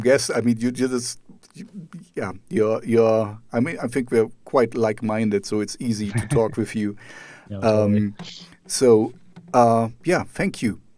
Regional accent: East Germany, Germany; I grew up in East Germany, so behind the Iron Curtain

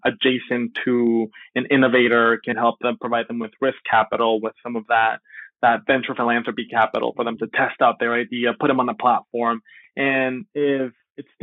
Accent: Miami, Florida, United States; also born or lived in Venezuela; an immigrant from Venezuela, I grew up in Miami, but my family moved here when I was very, very young, when I was 8

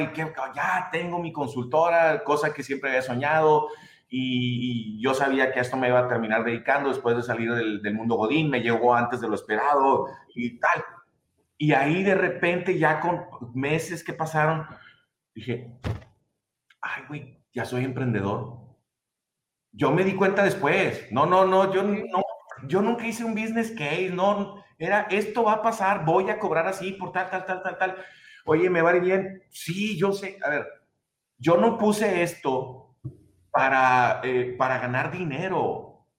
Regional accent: Mexico; soy mexicano

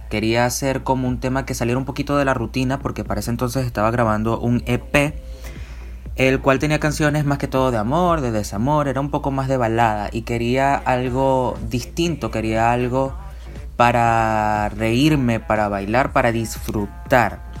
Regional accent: Venezuela; cantautor venezolano.

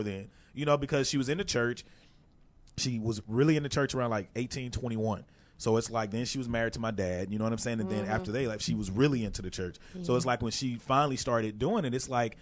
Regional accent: Texas, United States; we're from Texas

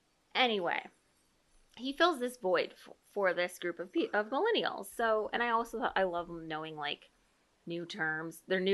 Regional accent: Indiana, United States; I'm an Indiana girl.

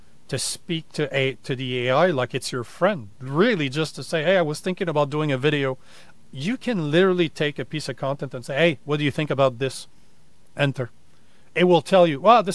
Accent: Canada; now in United States; I'm Canadian

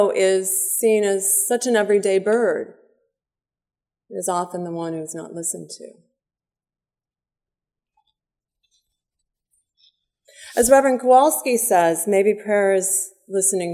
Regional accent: Oak Park, Illinois, United States; my hometown of Oak Park, Illinois, right outside the western side of Chicago suburbs

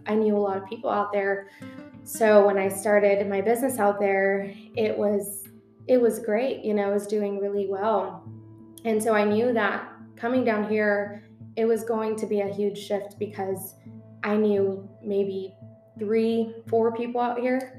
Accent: San Antonio, Texas, United States; moved away as an adult; now in Dallas, United States; San Antonio was my hometown. I grew up there.

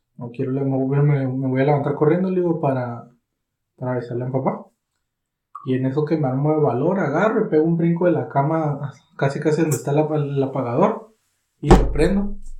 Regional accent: Catemaco, Veracruz, Mexico; mi pueblo

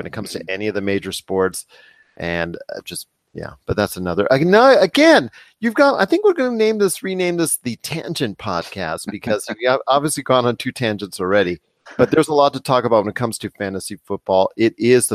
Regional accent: Southern California, United States; I'm from the Southern California, lived there many years

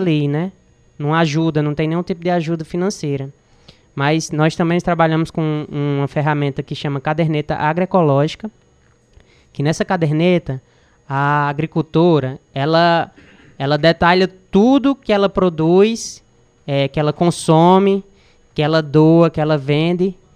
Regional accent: Crato, Ceará, Brazil; sou daqui do Crato

